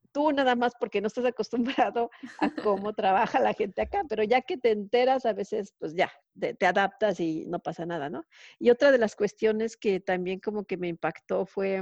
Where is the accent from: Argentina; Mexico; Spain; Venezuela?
Mexico; moved away as an adult; now in Sweden; La última fue en Ericsson de México.